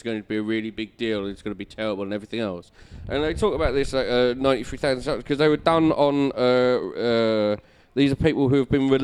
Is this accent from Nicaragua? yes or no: no; Southend-on-Sea, East of England, United Kingdom; moved away; I'm from Southend originally